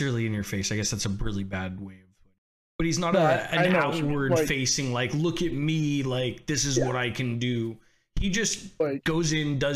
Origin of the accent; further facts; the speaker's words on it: California, United States; As a Californian that lives in the same state he plays